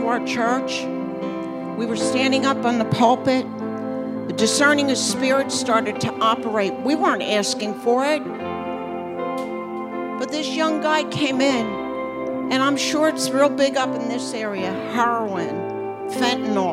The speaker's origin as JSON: {"language": "English", "area": "Bucks County", "region": "Pennsylvania", "country": "United States", "tie": "born or raised there", "moved": "as an adult", "lives_now": "New Jersey, United States", "said": "We grew up in Bucks County, Pennsylvania. We grew up there where it was very peaceful"}